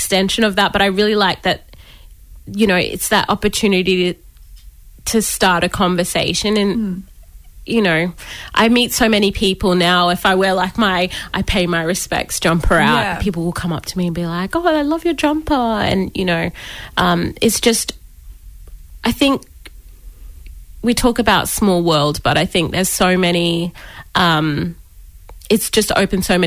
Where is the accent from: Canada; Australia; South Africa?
Australia; Brisbane, Queensland; also born or lived in Toomala (Gomori people); We're from Toomala, but I've lived in Brisbane pretty much my whole life. So I've been a Brizzy girl through and through